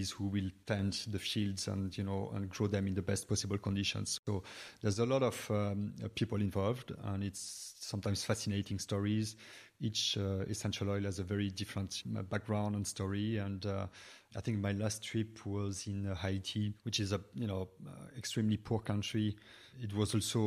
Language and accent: English; Brittany, France; also born or lived in United States / New York; now in Dublin, Ireland; I come from Brittany, west of France